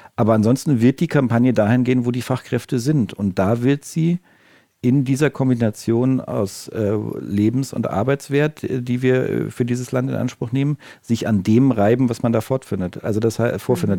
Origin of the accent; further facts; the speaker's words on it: Northern Germany, Germany; now in Stuttgart, Germany; ich bin auch als Norddeutscher irgendwie, also äh, als ich äh, hierher gezogen bin